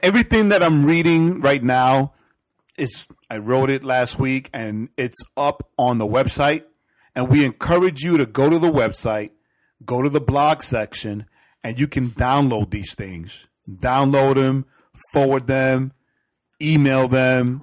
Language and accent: English; New York City, New York, United States; I grew up in Edgemere